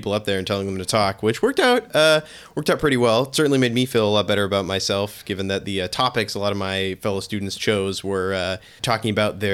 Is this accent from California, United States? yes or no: yes; Silicon Valley, California, United States; I grew up in Silicon Valley